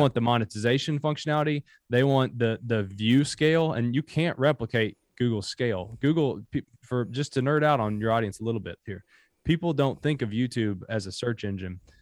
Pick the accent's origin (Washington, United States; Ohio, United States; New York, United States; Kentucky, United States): Kentucky, United States; Bell County; also born or lived in Harlan County, Kentucky; So born in Harlan County, grew up in Bell County, Kentucky.